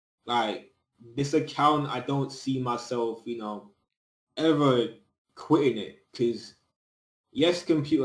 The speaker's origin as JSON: {"language": "English", "country": "United Kingdom", "tie": "born or raised there", "said": "I'm in the UK, but I'm originally Jamaican, you know what I'm saying? Both my parents are Jamaican, but I was born in the UK"}